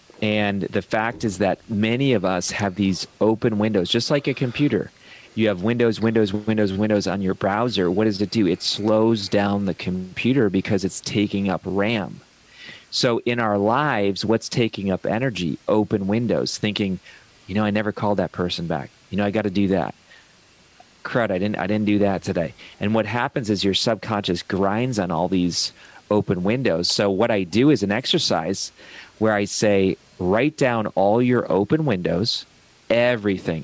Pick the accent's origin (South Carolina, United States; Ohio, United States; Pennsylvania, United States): Ohio, United States; I come from Ohio